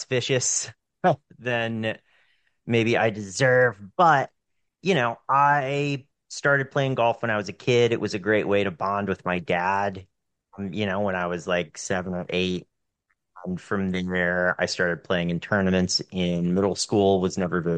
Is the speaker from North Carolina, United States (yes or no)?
yes; Western North Carolina, United States; moved away as an adult; I moved back to where I grew up in Western North Carolina.